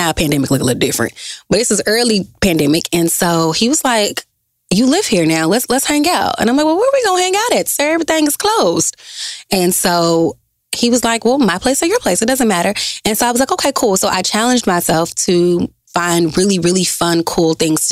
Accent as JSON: {"language": "English", "town": "Dallas", "region": "Texas", "country": "United States", "also_born_or_lived": "Grambling, Louisiana", "said": "I'm from Dallas, Texas"}